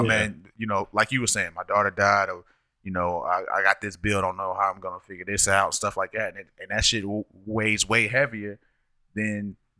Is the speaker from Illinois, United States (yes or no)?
no; New York, United States; I'm from New York.